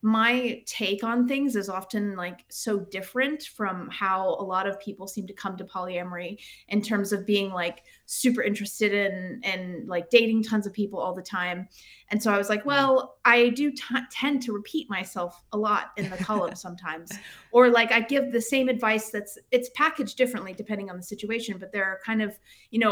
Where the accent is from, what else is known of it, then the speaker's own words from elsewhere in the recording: United States; moved away as an adult; also born or lived in United Kingdom; now in Sweden; I am an American, obviously, as you can tell, but I lived in the UK. I left America around 2010, and I lived in the UK for about 12 years, and now I live in Sweden